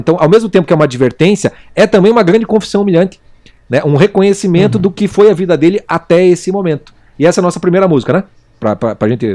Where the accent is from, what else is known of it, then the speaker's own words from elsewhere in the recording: Brazil; nós brasileiros